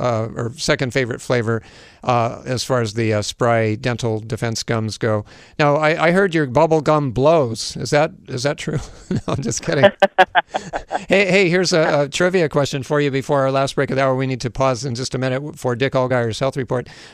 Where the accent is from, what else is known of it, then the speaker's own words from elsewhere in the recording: Hawaii, United States; I grew up here in Hawaii where we broadcast from